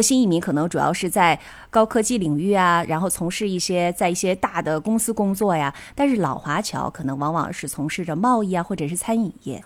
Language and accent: Chinese; China; moved away as an adult; now in Tokyo, Japan; 我们其实中国人还好